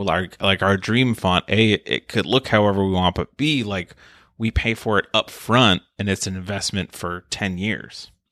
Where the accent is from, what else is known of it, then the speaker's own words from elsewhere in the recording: United States; I'm American